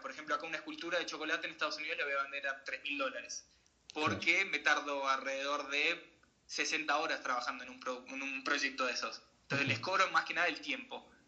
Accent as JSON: {"language": "Spanish", "region": "Salta", "country": "Argentina", "tie": "born or raised there", "also_born_or_lived": "Mar del Plata / Chubut / Buenos Aires / Colorado", "moved": "as an adult", "lives_now": "United States", "said": "yo me crié haciendo deportes de, chico, yo soy salteño, y me, crié haciendo deporte de chico en, Salta"}